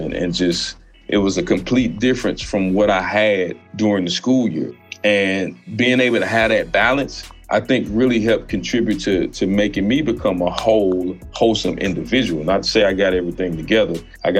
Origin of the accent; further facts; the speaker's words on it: Normandy, Missouri, United States; also born or lived in Tennessee; I grew up in Normandy, fast paced, hustle and bustle, gunshots here and there, police lights, police always pulling up, you know, interrogating, asking questions